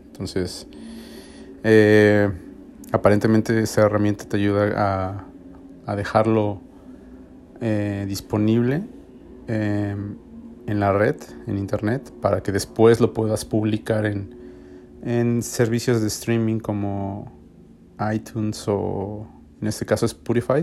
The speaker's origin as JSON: {"language": "Spanish", "region": "Mexico City", "country": "Mexico", "also_born_or_lived": "Austin, Texas", "moved": "as an adult", "lives_now": "Nashville, United States", "said": "yo soy de México D F"}